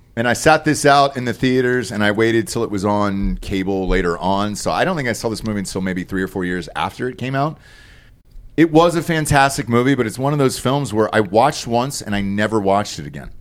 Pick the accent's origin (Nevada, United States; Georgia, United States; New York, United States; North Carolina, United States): Georgia, United States; I grew up in Georgia